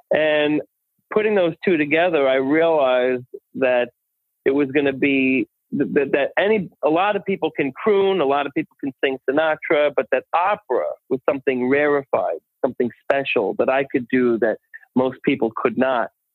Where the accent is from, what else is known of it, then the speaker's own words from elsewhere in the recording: Holbrook, New York, United States; I grew up uh, actually in Holbrook, Long Island